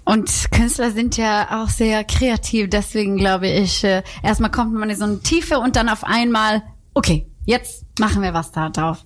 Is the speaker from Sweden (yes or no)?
yes; Rödeby, Blekinge, Sweden; German is a second language; now in Cologne, Germany; ich komme aus Schweden